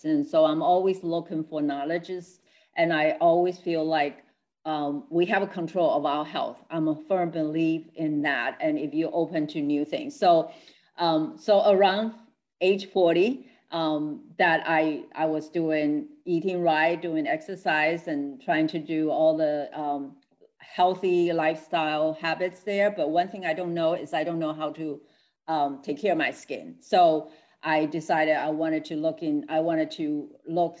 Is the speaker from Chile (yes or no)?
no; Taiwan; moved away; I'm original from Taiwan, so I'm a Chinese. So we teach Confucius teaching in all through when we grow up